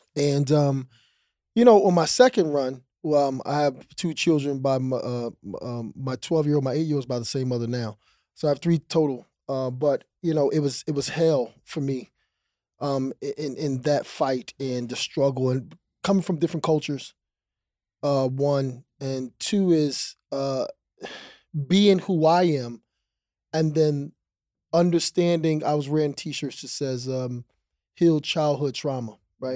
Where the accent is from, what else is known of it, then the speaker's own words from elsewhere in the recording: East Coast, United States; moved away as an adult; also born or lived in Houston; I'm a East Coast kid.